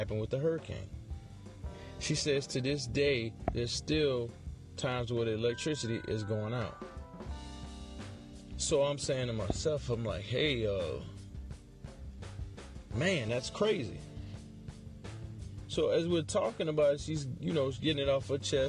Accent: New Orleans, Louisiana, United States; moved away as an adult; I'm from New Orleans.

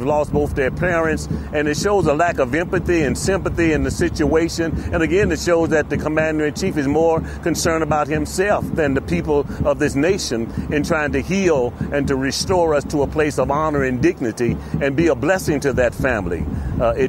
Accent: St. Louis, Missouri, United States; I'm from the Show Me State. I'm from St. Louis, Missouri

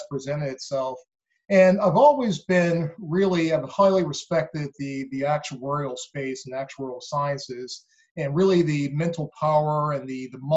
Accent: Baltimore, Maryland, United States; also born or lived in Philadelphia / New York; I grew up in Baltimore. That's where I live now and been here for many years

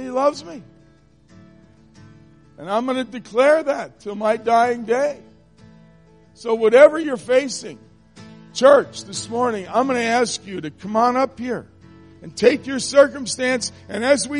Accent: New Jersey, United States; now in Michigan, United States; I'm not from Michigan. I'm from New Jersey, and we're rude

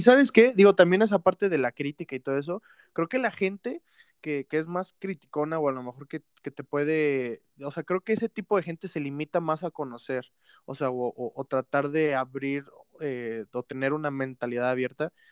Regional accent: Mexico; uno aquí como mexicano

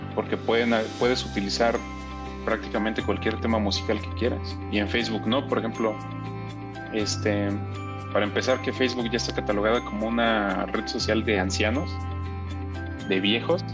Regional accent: Mexico; soy mexicano.

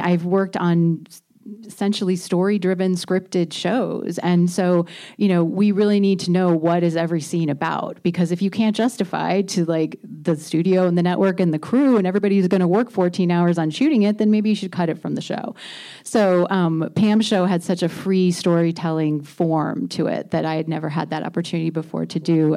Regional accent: Indiana, United States; moved away; I grew up in Indiana

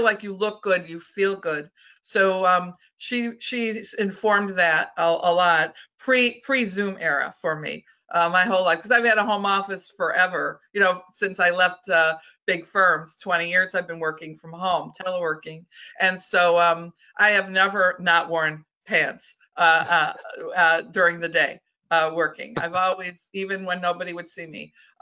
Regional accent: Michigan, United States; Michigan's my home state

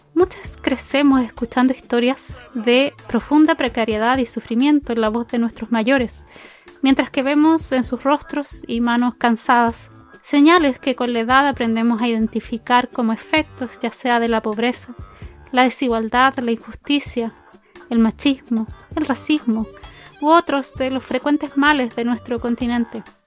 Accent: Chile; situadas en Chile el país de donde vengo

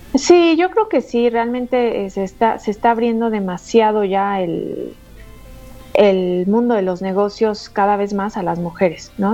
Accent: Mexico; como buenas mujeres mexicanas luchadoras que somos

